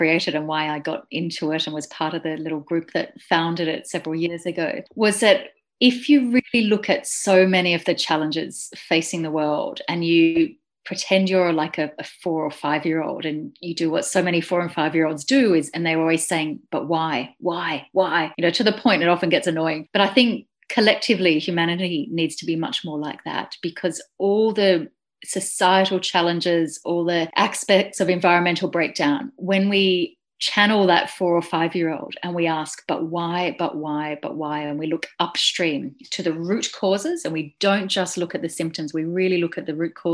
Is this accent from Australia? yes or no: yes; Australia; moved away as an adult; now in Glasgow, United Kingdom; I'm Australian.